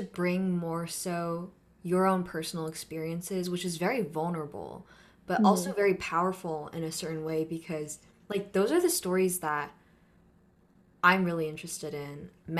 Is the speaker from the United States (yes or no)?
no; Philippines; well, I am Filipino and this is my experience, but how come?